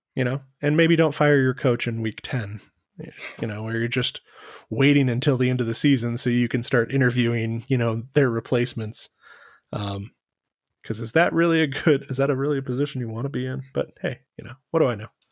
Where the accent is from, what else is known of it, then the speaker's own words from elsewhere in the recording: Texas, United States; We're both from Texas